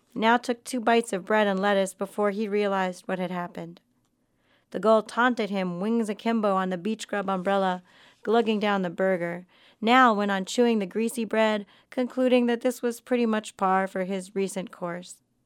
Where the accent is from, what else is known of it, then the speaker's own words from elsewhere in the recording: Miami, Florida, United States; growing up in Florida